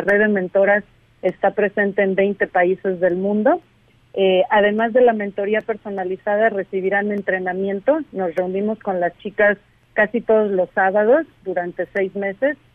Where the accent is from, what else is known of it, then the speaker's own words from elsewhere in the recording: Mexico; moved away; mi país de origen, en México